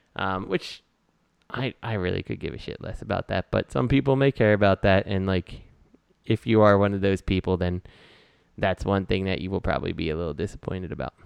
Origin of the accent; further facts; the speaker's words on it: Philadelphia, Pennsylvania, United States; I'm Philadelphia